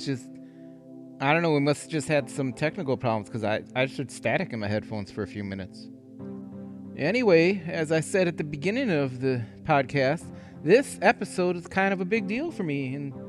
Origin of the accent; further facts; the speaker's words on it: Wisconsin, United States; I never shot a gun in my life. Even growing up in Wisconsin, I never hunted, never shot a gun.